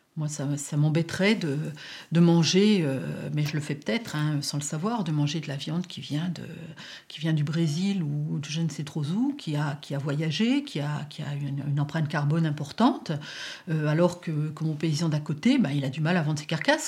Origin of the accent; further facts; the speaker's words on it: area of Roussillon-en-Morvan, near Autun, Bourgogne-Franche-Comté, France; quand j'étais petite, on allait à Roussillon. À Roussillon, il y avait tous les commerces.